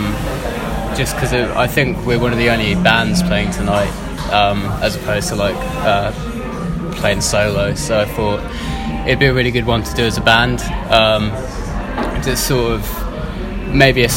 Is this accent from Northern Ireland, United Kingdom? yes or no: no; Milton Keynes, South East England, United Kingdom; I'm from Milton Keynes